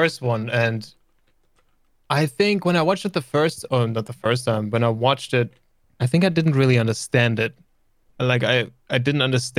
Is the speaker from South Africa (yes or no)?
no; Germany; first language German; English is a second language; And I'm from Germany.